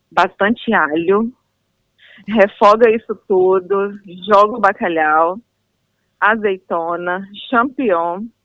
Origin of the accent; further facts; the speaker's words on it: Guarapari, Espírito Santo, Brazil; Espírito Santo, é... de Guarapari.